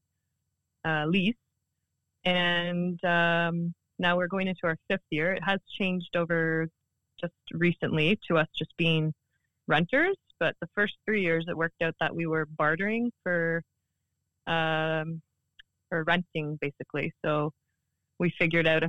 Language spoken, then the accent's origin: English; Oshawa, Ontario, Canada; now in Port Hope, Canada; I grew up in Oshawa